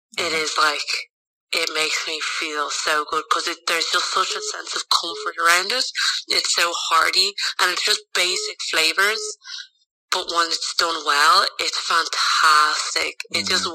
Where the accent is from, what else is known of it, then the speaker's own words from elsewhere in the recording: Ireland; So mom's Indian, dad's Pakistani, and then I grew up in Ireland.